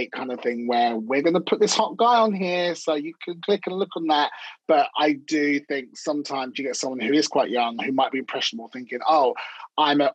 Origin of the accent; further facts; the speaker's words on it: London, United Kingdom; I'm from North London